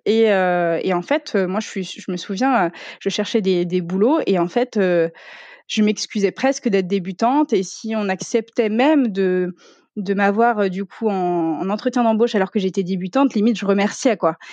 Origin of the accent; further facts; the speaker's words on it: Ardennes, Grand Est, France; moved away as an adult; also born or lived in Reims / Paris; moi je viens de l'Est